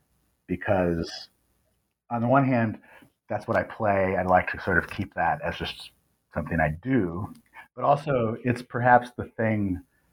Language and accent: English; Illinois, United States; also born or lived in Ohio; now in Grinnell, United States; I grew up in Illinois, which is not too far from Iowa